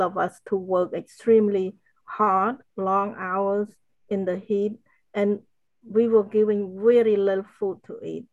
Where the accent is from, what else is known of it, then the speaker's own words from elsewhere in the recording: Cambodia; moved away; I grew up in Cambodia